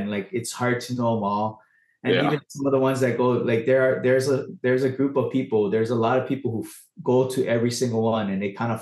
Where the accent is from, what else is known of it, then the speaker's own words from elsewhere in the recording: Big Island, Hawaii, United States; also born or lived in Los Angeles, United States; I'm actually from the Big Island